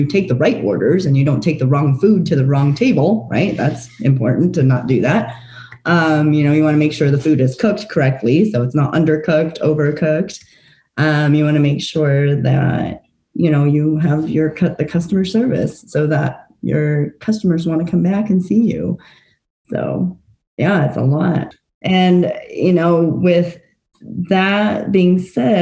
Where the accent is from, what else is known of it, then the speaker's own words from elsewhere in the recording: Fort Collins, Colorado, United States; also born or lived in Taiwan / Nebraska; I was born in Taiwan. I lived there for the first 7 years of my life, and then moved to the U.S., actually to Fort Collins, when I was 7 years old. And I've been here since